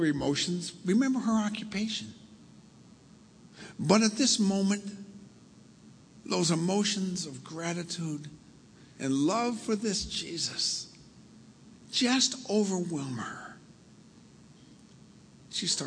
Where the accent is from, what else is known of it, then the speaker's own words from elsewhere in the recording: Milford, United States; I grew up in Milford, only, 15 miles from here up the coast